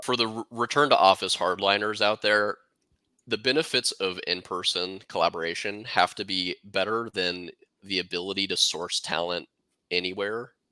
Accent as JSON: {"language": "English", "town": "Kansas City", "country": "United States", "said": "I'm from Kansas City"}